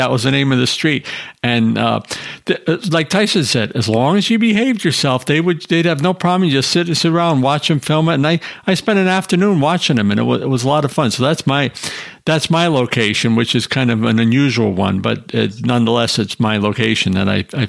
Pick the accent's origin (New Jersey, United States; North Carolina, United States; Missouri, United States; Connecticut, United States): Connecticut, United States; New Haven; it's in my hometown of New Haven, Connecticut